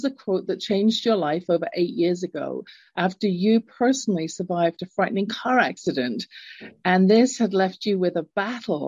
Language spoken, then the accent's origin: English; England, United Kingdom; moved away; I grew up in England. You can tell from my accent. I'm not born in the States, in the US, in Canada